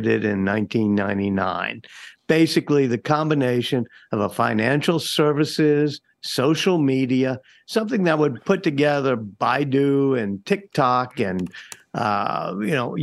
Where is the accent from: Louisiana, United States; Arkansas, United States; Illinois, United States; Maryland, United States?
Louisiana, United States; New Orleans; I'm from New Orleans